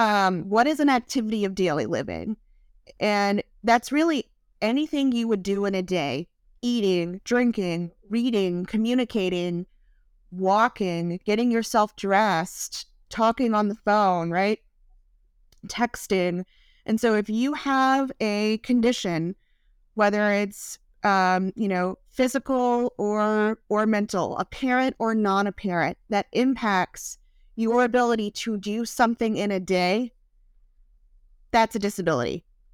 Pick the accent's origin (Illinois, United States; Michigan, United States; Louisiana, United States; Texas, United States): Louisiana, United States; and I'm originally from Southern Louisiana. So if you hear me say y'all during this podcast, I will never stop saying it.